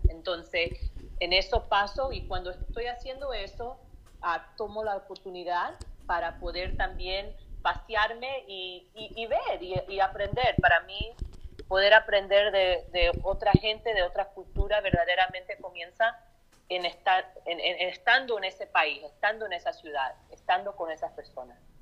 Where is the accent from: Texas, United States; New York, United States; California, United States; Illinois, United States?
Illinois, United States; Chicago; nací en Chicago, Illinois